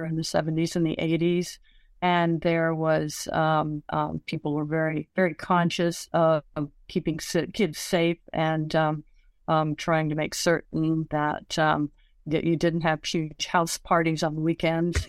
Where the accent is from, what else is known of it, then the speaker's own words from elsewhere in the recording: Washington, United States; growing up in Washington, I always got the Washington Post on my doorstep